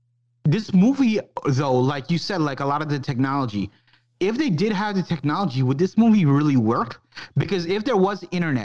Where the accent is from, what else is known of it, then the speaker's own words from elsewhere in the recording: New York, United States; it was shot in New York. That's my hometown.